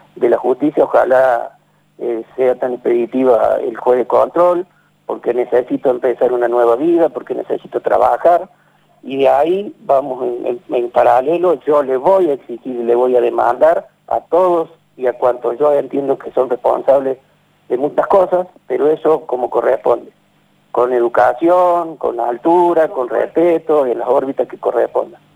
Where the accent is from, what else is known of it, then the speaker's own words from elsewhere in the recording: Villa Corina, Buenos Aires, Argentina; Yo fui nacido y criado en Villa, Corina